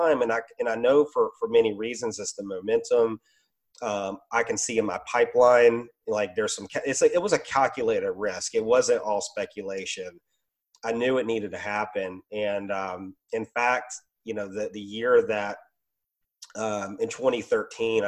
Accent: Roanoke, Virginia, United States; moved away as an adult; also born or lived in Richmond, Virginia; I moved 3 hours from my business back to my hometown in Roanoke.

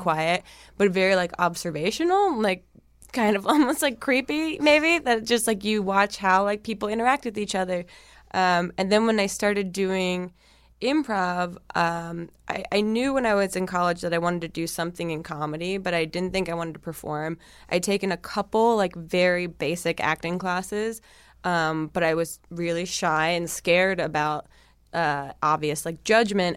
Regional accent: New Jersey, United States; moved away; I'm from New Jersey originally

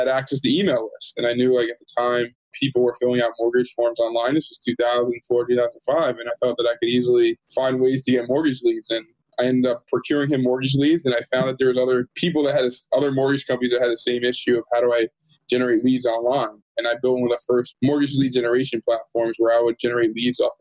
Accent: Jersey Shore, New Jersey, United States; moved away as an adult; now in Los Angeles, United States; I'm from New Jersey originally, the beautiful Jersey Shore

